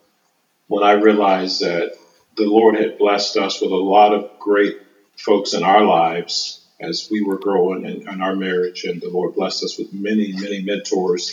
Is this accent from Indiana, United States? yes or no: yes; Indianapolis, Indiana, United States; I am born and raised in Indianapolis, Indiana. Have never been out of this state for longer than 2 weeks